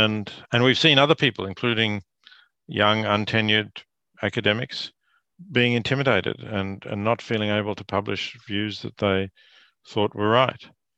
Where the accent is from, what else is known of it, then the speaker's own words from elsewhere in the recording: Australia; Yes, I teach at Princeton, but I am Australian. I have family in Australia, children and grandchildren.